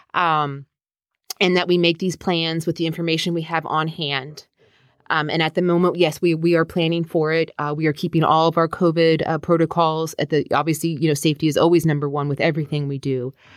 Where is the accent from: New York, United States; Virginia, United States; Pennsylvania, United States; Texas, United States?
Virginia, United States; Herndon; I am originally from Herndon